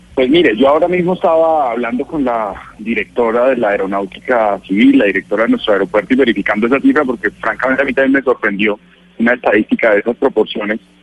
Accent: Bogotá, Colombia; also born or lived in Yopal; crecí eh, en Bogotá, estudié aquí en Bogotá

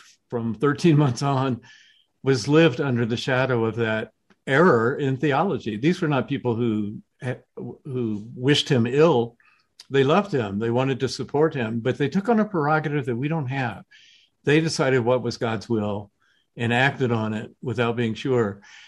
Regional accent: the South, United States; I was growing up in the South, right as the civil rights movement was underway

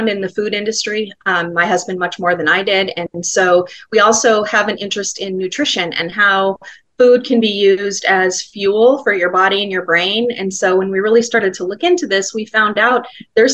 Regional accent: Glendale, Arizona, United States; the neighborhood I grew up in Glendale

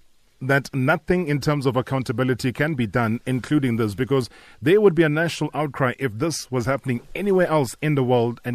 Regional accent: South Africa; we, as a South African public

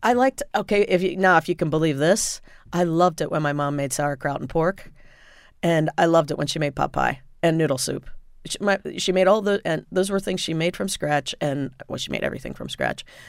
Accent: Indiana, United States; I grew up in Indiana

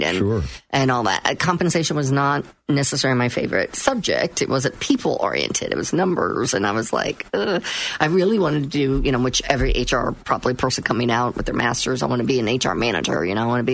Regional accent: Orlando, Florida, United States; born and raised in Orlando.

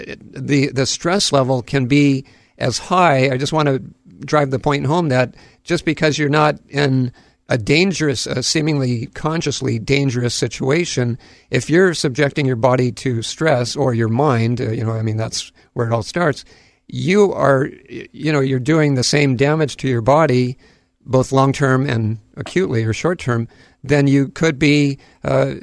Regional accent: Hawaii, United States; I'm a Hawaiian at heart, that's for sure, having grown up here and spent most of my life in the islands.

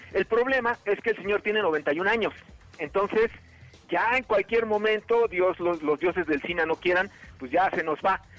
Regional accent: Mexico; como mexicano

